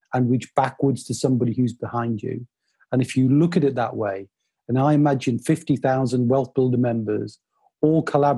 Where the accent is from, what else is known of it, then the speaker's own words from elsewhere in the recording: Newcastle upon Tyne, North East England, United Kingdom; I'm a Northeasterner. I grew up in Newcastle.